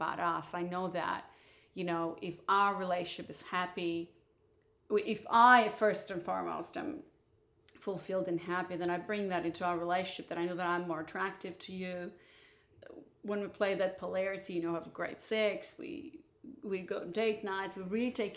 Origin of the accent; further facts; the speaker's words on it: Moldova; moved away; also born or lived in Barcelona; I was born in Moldova